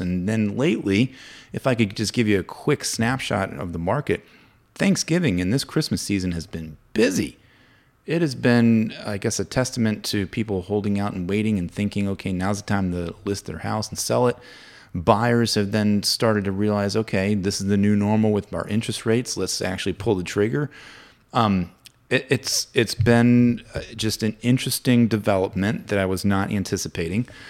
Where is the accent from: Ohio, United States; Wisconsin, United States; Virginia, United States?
Virginia, United States; Williamsburg; moved away as an adult; also born or lived in St. Louis, Missouri; now in Winchester, United States; being from our hometown, three three and a half hours away from, we're both from Williamsburg